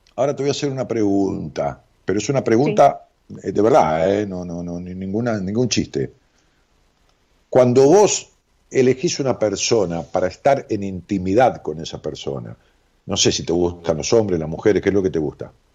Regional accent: Ramos Mejía, Buenos Aires Province, Argentina; Yo nací en Ramos Mejía

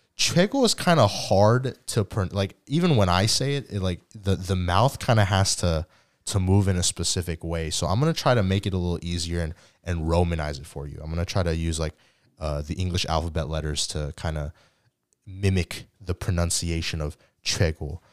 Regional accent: United States; yes, I do identify as American, but I also identify as Korean as well

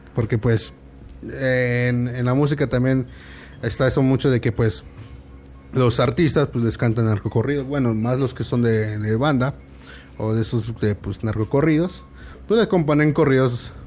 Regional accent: Morelos, Mexico; yo soy de Morelos

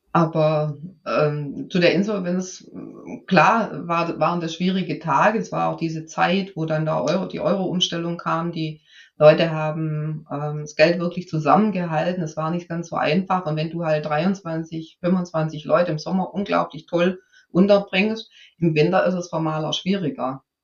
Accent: Swabia, Germany; ich bin ja Schwäbin

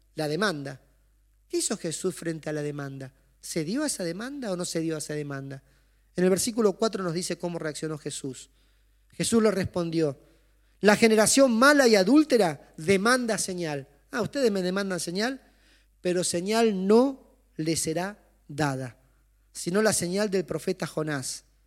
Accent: Chaco, Argentina; Yo soy del Chaco

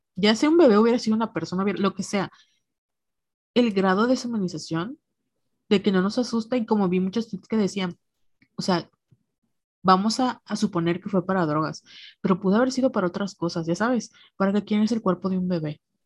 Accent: Mexico; moved away; crecer como, como mujer mexicana en México

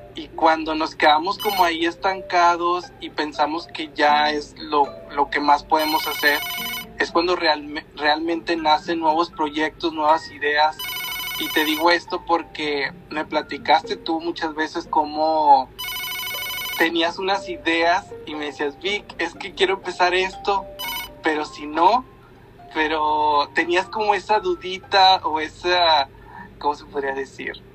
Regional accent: Linares, Nuevo León, Mexico; Gaby y yo somos de Linares

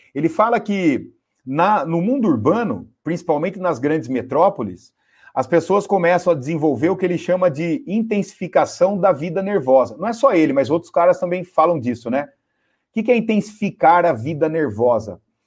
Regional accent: Piracicaba, São Paulo, Brazil; eu sou caipira lá de Piracicaba

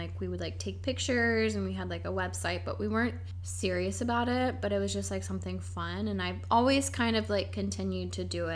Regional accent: Columbus, Ohio, United States; moved away as an adult; also born or lived in New York City; now in Montreal, Canada; I'm originally from Columbus, Ohio, and I moved to Montreal about 4 years ago

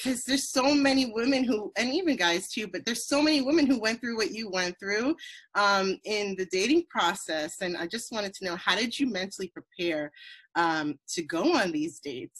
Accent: New Jersey, United States; I grew up in a predominantly white neighborhood in Jersey

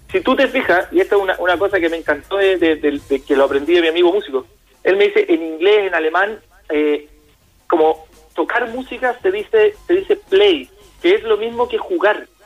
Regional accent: Chile; hay muchas cosas en las que Chile estamos en pañales.

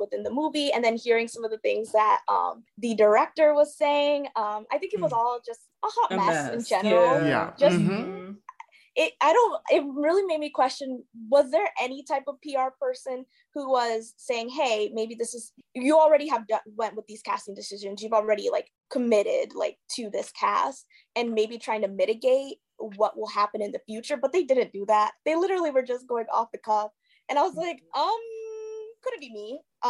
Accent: Kenya; so I'm like a first generation like immigrant, I'm Kenyan.

